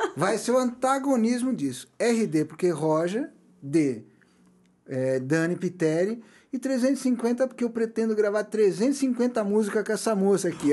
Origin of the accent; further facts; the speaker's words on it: Brazil; nós brasileiros